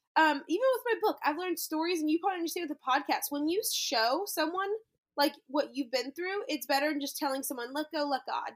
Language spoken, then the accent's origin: English; New Orleans, Louisiana, United States; moved away as an adult; also born or lived in Texas; now in Orlando, United States; I grew up near New Orleans in public school and high school